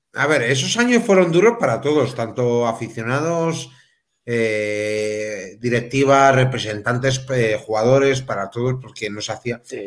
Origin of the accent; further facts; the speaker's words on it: Melilla, Spain; yo que soy de Melilla